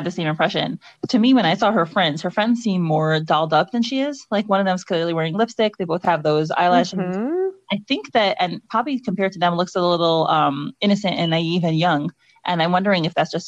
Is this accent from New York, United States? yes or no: yes; New York, United States; moved away as an adult; also born or lived in Memphis; I'm from New York originally, and then I moved to Memphis for 5 years